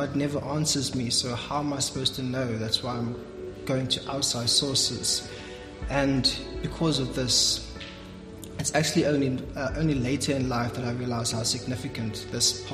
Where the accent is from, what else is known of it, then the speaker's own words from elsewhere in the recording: George, Western Cape, South Africa; I'm actually from George